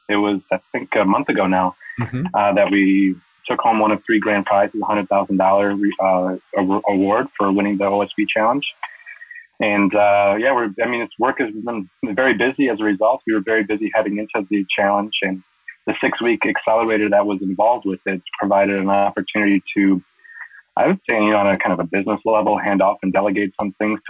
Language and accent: English; Wisconsin, United States; now in San Diego, United States; I grew up in Wisconsin, so I'm not unfamiliar with inclement weather.